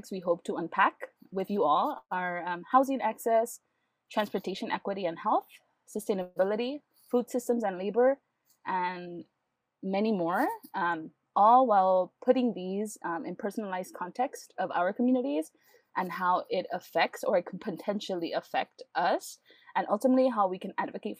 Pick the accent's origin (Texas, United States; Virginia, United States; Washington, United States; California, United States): California, United States; Los Angeles; I was born, raised, and continue to live in East